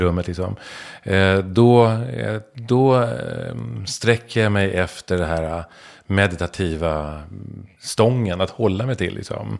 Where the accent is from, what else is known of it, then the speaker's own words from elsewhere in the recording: Stockholm, Stockholm County, Sweden; jag är stockholmare, söderkis.